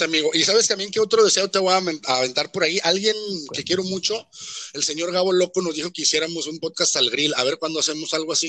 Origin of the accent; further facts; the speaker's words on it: Mexico; todos somos mexicanos